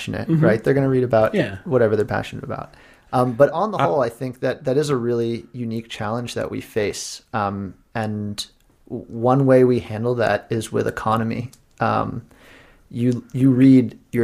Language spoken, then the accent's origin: English; Pittsburgh, Pennsylvania, United States; I'm from Pittsburgh.